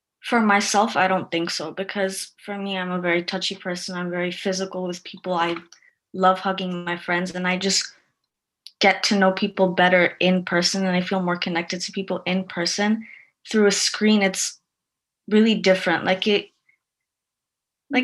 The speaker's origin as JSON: {"language": "English", "country": "Guatemala", "said": "I'm from Guatemala."}